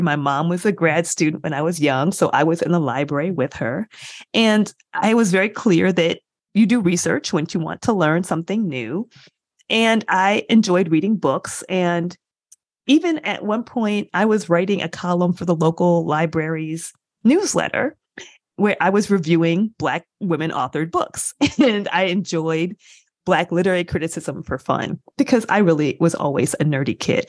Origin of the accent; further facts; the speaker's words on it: Michigan, United States; I grew up in a college town in Michigan.